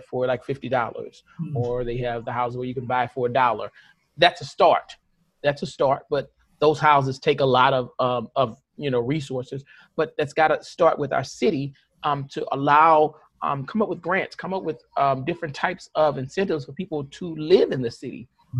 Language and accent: English; St. Louis, Missouri, United States; I grew up in North St. Louis. The hood, the Ville